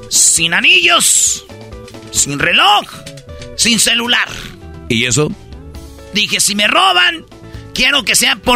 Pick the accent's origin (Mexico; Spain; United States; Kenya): Mexico; Monterrey, Nuevo León; Yo soy de Monterrey